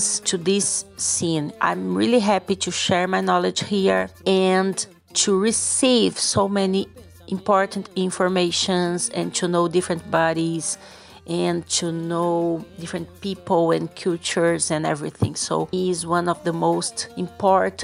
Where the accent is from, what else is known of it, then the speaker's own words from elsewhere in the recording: Cascavel, Paraná, Brazil; I'm from Cascavel in the south of Brazil.